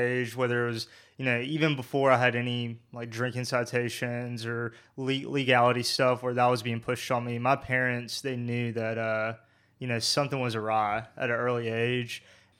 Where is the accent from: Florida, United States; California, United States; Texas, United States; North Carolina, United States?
North Carolina, United States; Burlington; You were in Graham, and I grew up in Burlington.